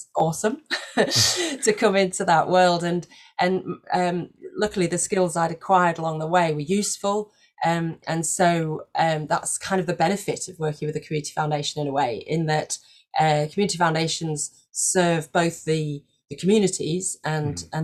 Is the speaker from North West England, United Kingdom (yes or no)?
no; Leeds, Yorkshire and the Humber, United Kingdom; moved away as an adult; also born or lived in Belgium; I moved up north and moved back up north. I'm from Leeds